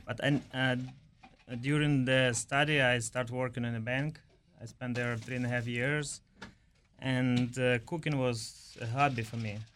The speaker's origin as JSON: {"language": "English", "country": "Ukraine", "also_born_or_lived": "New York City", "moved": "as an adult", "lives_now": "United States", "said": "originally I'm from Ukraine. I came here to U S in two thousand nine"}